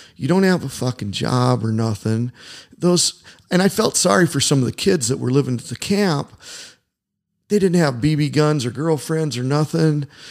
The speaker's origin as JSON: {"language": "English", "region": "Indiana", "country": "United States", "said": "I'm from Indiana"}